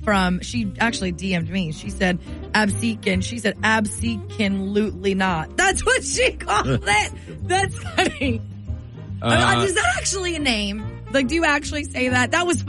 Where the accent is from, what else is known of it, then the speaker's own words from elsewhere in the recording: Woodbury, New Jersey, United States; I grew up in the South Jersey that's like near Philly, but I grew up in Woodbury, the loser South Jersey part. So I grew up in Woodbury, which is right near Deptford, like near Deptford Mall.